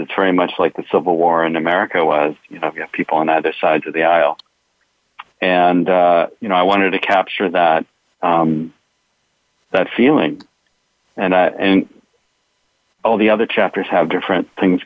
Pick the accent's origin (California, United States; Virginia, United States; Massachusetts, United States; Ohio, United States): California, United States; Los Angeles; I grew up in Hollywood and in the San Fernando Valley